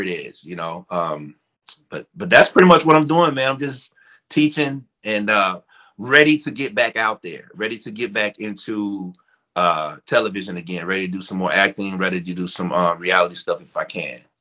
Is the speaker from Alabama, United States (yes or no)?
yes; Foley, Alabama, United States; where I grew up in Foley, Alabama